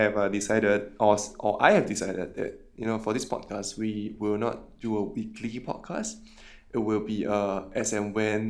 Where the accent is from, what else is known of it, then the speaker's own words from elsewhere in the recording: Singapore; I think I stay in Singapore for too long.